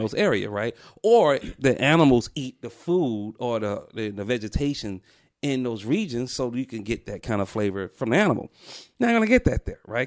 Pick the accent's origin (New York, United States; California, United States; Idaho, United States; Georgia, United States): Georgia, United States; Atlanta; I'm from Atlanta